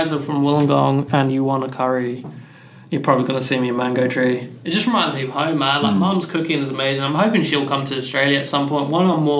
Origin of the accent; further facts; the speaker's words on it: Pakistan; like I said, I'm Pakistani and Pakistani speak Urdu and Punjabi